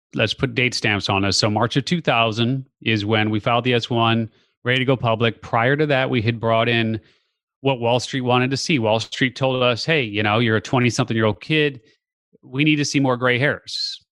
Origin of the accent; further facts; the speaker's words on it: Chicago, Illinois, United States; born and raised in the Chicago area